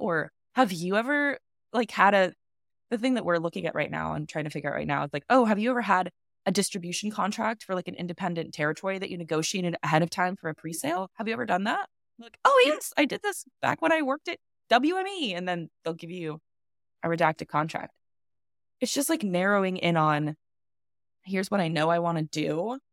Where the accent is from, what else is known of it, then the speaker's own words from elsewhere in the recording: United States; I'm a American filmmaker